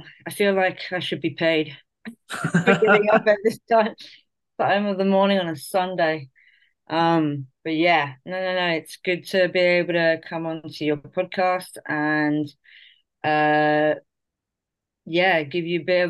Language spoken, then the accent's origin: English; Spain; also born or lived in Colombia; My parents are both Irish and English background. I actually was born in Colombia, but I was raised here in Spain, and basically have lived in a very multicultural kind of background